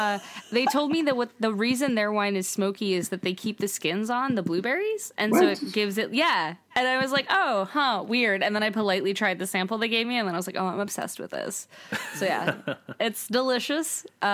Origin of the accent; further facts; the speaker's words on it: Johnstown, Pennsylvania, United States; now in New York, United States; my hometown of Johnstown, Pennsylvania.